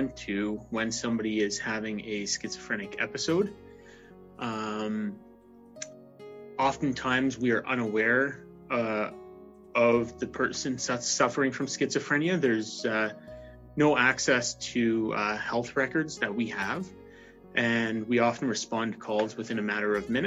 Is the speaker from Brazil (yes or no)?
no; Ontario, Canada; now in Calgary, Canada; I'm originally from Ontario